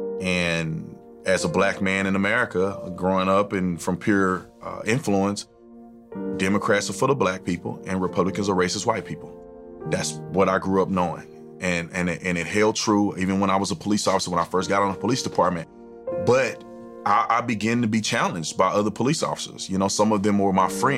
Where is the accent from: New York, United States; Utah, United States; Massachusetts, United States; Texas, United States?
Texas, United States; Fort Worth; I was born in Fort Worth, Texas